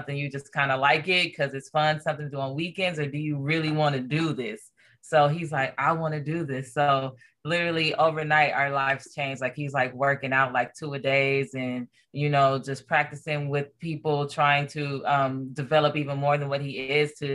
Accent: Los Angeles, California, United States; also born or lived in Corona, California; I was born and raised in Los Angeles, California.

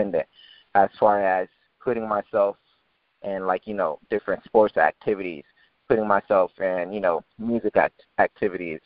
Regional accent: Naples, Florida, United States; also born or lived in Pompano Beach, Florida; I was born in Pompano Beach, moved from that city like from about 2 years old. Mom moved me to Naples, Florida, wanting a better city to, you know, raise a child. And, you know, growing up in Naples, Florida has been a great experience

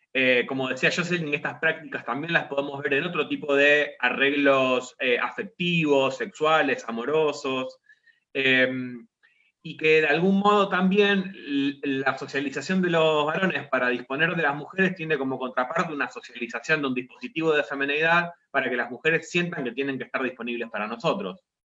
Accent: Rosario, Santa Fe, Argentina; also born or lived in La Plata; yo vivo en la ciudad de Rosario, digamos que es de donde soy oriundo

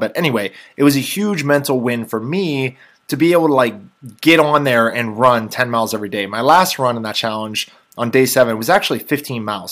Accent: Robinson Township area, Pittsburgh, Pennsylvania, United States; the area I'm from

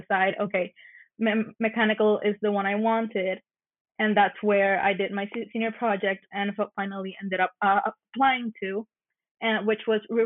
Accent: Mayagüez, Puerto Rico; also born or lived in Narragansett, Rhode Island; I was born and raised here in Mayagüez, Puerto Rico

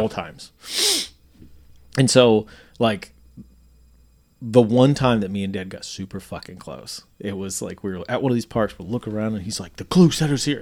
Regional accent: York, Nebraska, United States; born or raised there; moved away

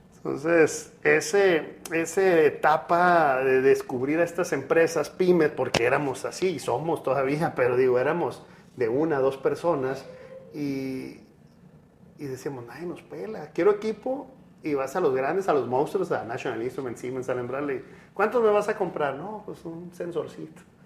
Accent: Sinaloa, Mexico; also born or lived in Monterrey; soy sinaloense

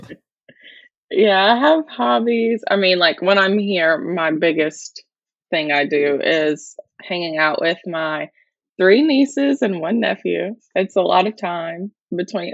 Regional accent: Alabama, United States; first language English; moved away as an adult; now in Schmalkalden, Germany

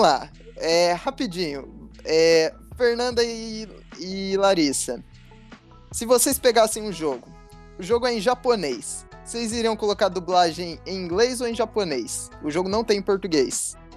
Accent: Brazil; Como brasileiro

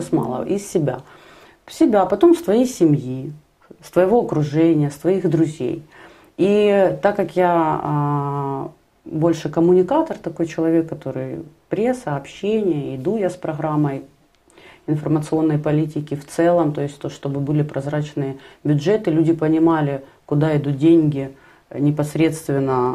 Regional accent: Kharkiv, Kharkiv Oblast, Ukraine; Я сама харьковчанка, мои родители живут в Харькове

